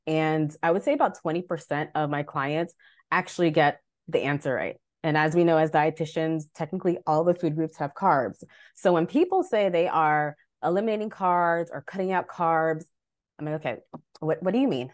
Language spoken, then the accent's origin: English; Long Island, New York, United States; moved away as an adult; also born or lived in Delaware; now in Baltimore, United States; I'm originally from New York, Long Island, born and raised